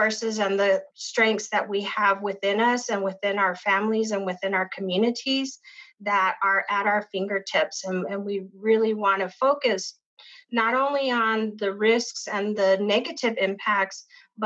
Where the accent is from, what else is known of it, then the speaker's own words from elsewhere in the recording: Pueblo of Isleta, New Mexico, United States; I grew up in the Pueblo of Isleta